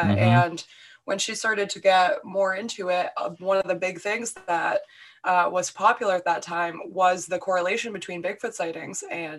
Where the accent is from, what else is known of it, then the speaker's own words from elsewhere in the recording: New Hampshire, United States; I'm pretty open about the fact that I'm from New Hampshire